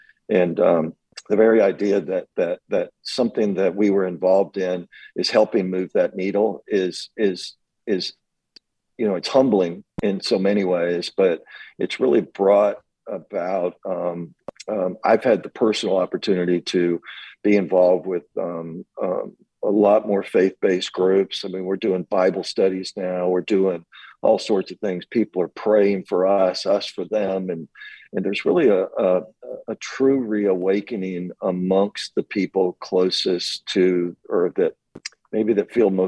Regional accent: Montgomery, Alabama, United States; moved away; I grew up in Montgomery and went down to a church near where I grew up.

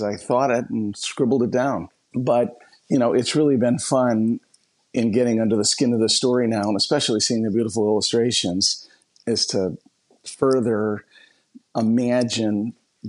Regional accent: La Grange, Illinois, United States; I was born and raised in just the richest of soil of a wonderful little town outside of Chicago, LaGrange, Illinois

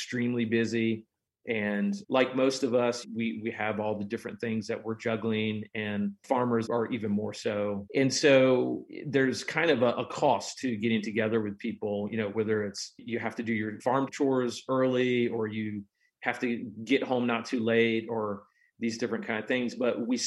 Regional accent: Prince William County, Virginia, United States; moved away as an adult; also born or lived in Fauquier County, Virginia; now in Bedford, United States; I grew up in Prince William County

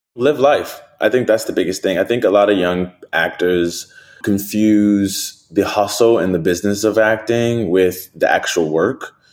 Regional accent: New Orleans, Louisiana, United States; I'm from New Orleans

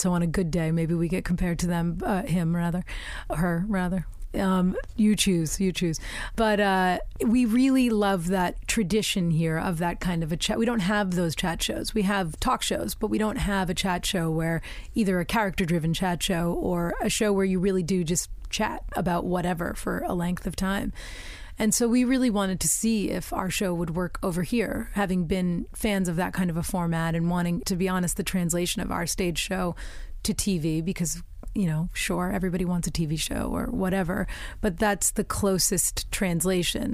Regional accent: United States; also born or lived in England; now in United Kingdom

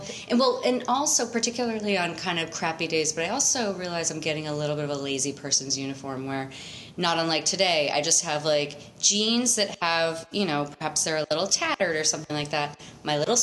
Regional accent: New England, United States; when I was growing up in New England, I was such a little skate girl

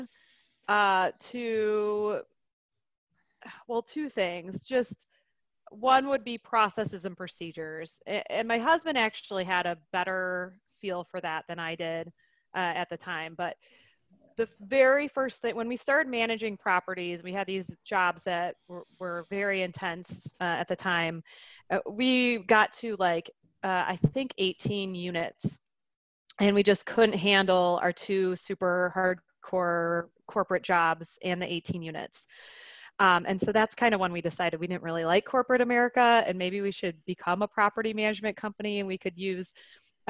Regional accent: Detroit, Michigan, United States; now in Nebraska, United States; I'm from Detroit

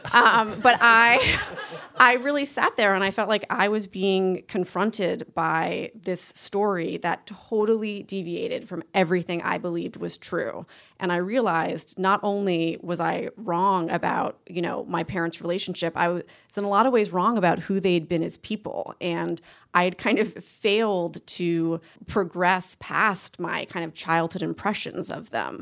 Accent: Boston, Massachusetts, United States; the home I grew up in Boston

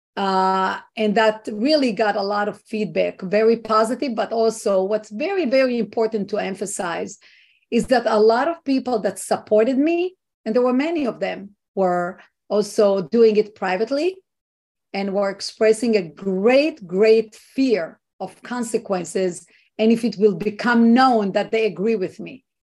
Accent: Israel; now in United States; i was not born here i was not raised here i am an immigrant and i'm coming from what i think is a free country israel

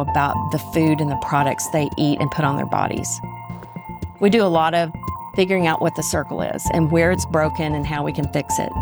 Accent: Little Rock, Arkansas, United States; I was born in Little Rock with a silver spoon in my mouth. I grew up in a very affluent neighborhood

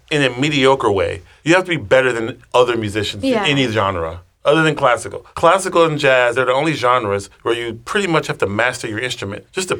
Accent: Texas, United States; I'm from Texas.

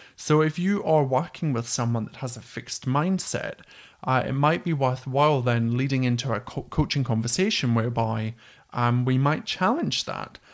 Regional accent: Scotland, United Kingdom; accent: Scottish; my dodgy Scottish accent

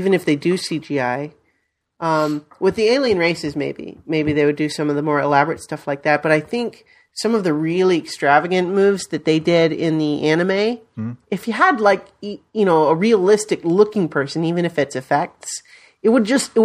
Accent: Colorado, United States; I grew up in Colorado

